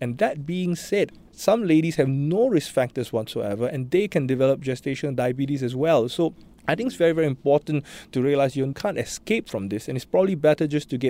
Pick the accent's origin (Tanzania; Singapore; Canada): Singapore; I know I was joking about Singaporean being a risk factor, but I think our lifestyles and all that predispose the dev